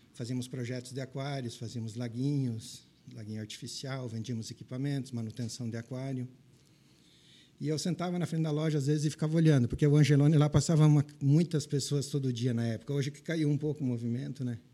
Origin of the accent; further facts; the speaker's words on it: Verê, Paraná, Brazil; accent: Paraná; moved away; also born or lived in Pelotas, Rio Grande do Sul / United States / Grão-Pará, Santa Catarina; Eu e meus irmãos nascemos no Paraná.